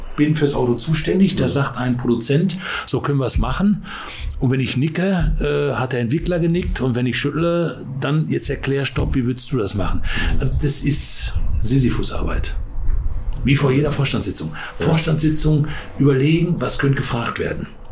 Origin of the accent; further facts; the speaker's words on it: Ruhr area, North Rhine-Westphalia, Germany; ich bin da dann Ruhegebietler